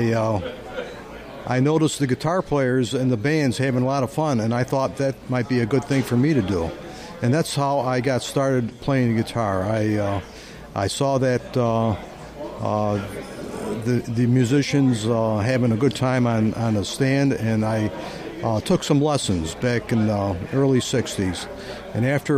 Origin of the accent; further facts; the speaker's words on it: Syracuse, New York, United States; now in Orlando, United States; I started out in Syracuse, New York, my hometown